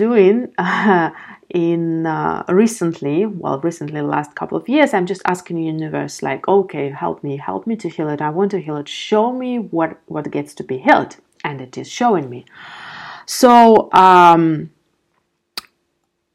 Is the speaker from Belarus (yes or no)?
yes; Belarus; now in Amsterdam, Netherlands; I'm living in Amsterdam, my parents are living back in my home country in Belarus